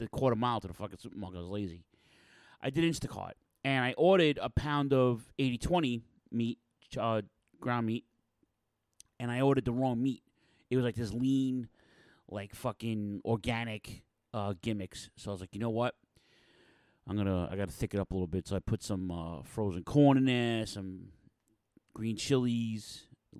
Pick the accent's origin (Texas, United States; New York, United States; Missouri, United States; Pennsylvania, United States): New York, United States; New York City; my hometown of Queens, New York